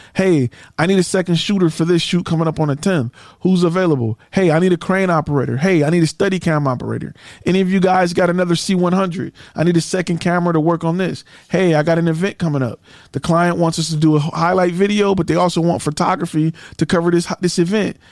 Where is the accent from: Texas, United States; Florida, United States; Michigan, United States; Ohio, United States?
Michigan, United States; Detroit; I'm from Detroit. And, you know, I'm from the hood